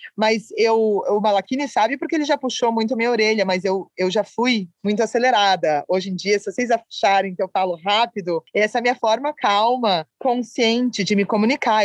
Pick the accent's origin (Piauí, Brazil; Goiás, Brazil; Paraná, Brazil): Paraná, Brazil; Curitiba; moved away; estar de volta em Curitiba